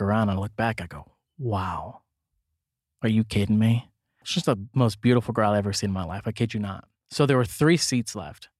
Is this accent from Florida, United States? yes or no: no; Kansas City, Missouri, United States; I came from Van Horn, Kansas City School District